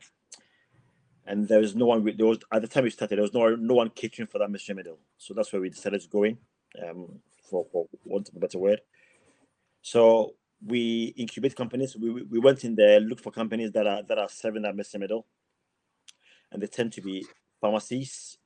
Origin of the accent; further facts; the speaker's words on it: Ghana; moved away as an adult; also born or lived in England; now in Plymouth, United Kingdom; So I was born in England, but I went back to Ghana with my parents when I was 5 years old. I got all my education in Ghana and qualified to be a pharmacist in Ghana.